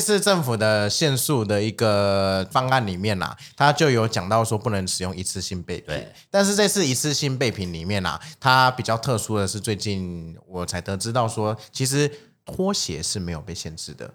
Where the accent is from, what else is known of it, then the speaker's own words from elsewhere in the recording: Taiwan; 我们 台湾人